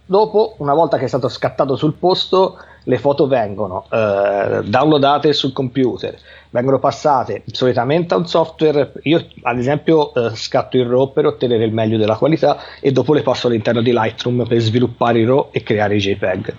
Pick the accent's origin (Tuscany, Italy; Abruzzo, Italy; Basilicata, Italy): Tuscany, Italy; Livorno; sono originario di Livorno